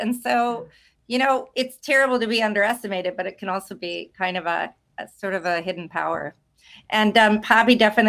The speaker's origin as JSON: {"language": "English", "region": "Wisconsin", "country": "United States", "said": "I'm from Wisconsin"}